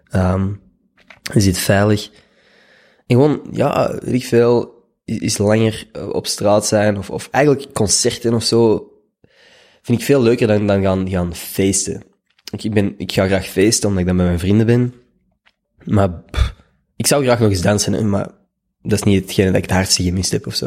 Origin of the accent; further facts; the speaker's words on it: Schoten, Flanders, Belgium; moved away as an adult; also born or lived in Leuven; now in Brussels, Belgium; Ik ben opgegroeid in Schoten